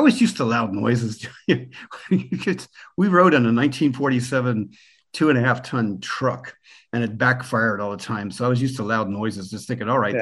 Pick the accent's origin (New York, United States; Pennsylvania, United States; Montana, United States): Pennsylvania, United States; Pennsylvania Dutch Country, United States; moved away as an adult; also born or lived in Germany; now in Ireland; I was born in Pennsylvania Dutch territory where the signs for Trump are still up in the front yard and where people are proud Americans. So I grew up there among the Amish